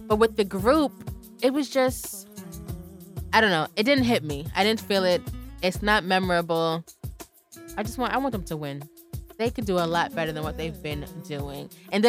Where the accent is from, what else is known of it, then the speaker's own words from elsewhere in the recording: New York, United States; I'm from New York.